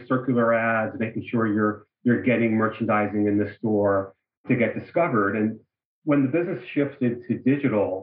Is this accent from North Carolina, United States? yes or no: no; New York, United States; moved away as an adult; also born or lived in Bay Area; now in Los Angeles, United States; I'm originally from New York